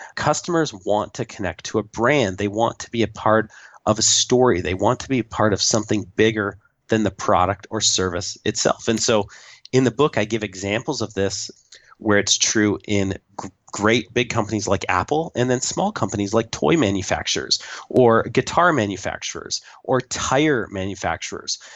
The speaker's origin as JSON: {"language": "English", "country": "Canada", "said": "I am the Canadian"}